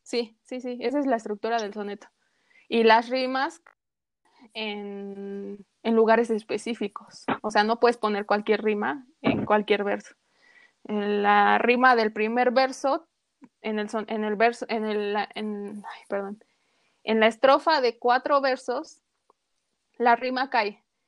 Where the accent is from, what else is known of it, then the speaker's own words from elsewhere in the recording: Mexico City, Mexico; como buen chilango, porque somos chilangos, quieras o no, somos chilangos